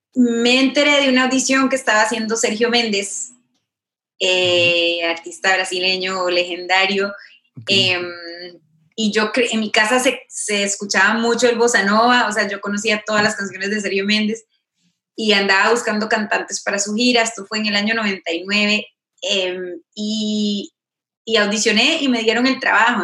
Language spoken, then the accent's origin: Spanish; Costa Rica; moved away as an adult; now in Los Angeles, United States; yo soy segunda generación costarricense, o sea, mis, mis padres ya nacieron allá